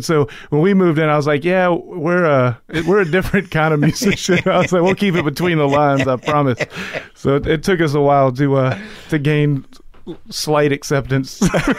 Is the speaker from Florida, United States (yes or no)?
yes; Jacksonville, Florida, United States; Jacksonville, Florida.